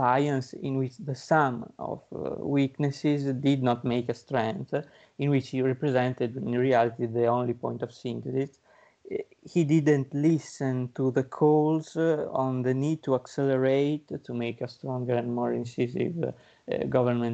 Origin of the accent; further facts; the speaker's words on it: Imola, Emilia-Romagna, Italy; I'm from Imola, near Bologna, and I live there